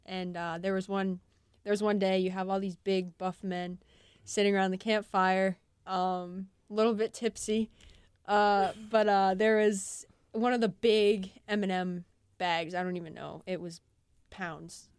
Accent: New Hampshire, United States; moved away; I'm from New Hampshire and say bagel

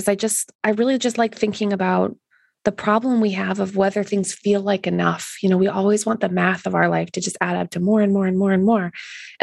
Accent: Canada; being Canadian

